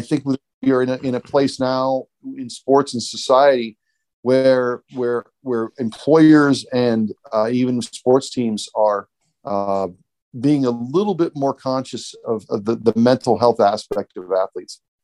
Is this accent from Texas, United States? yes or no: no; Warren, Ohio, United States; moved away as an adult; now in Columbus, United States; my hometown in Warren